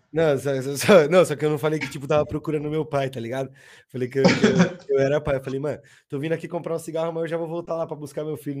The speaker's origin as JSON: {"language": "Portuguese", "town": "Osasco", "region": "São Paulo", "country": "Brazil", "tie": "born or raised there", "lives_now": "Osasco, Brazil", "said": "eu nasci ali, mano, tá ligado? Tipo, tem o, onde perto do céu ali, onde tem um, um pico de skate"}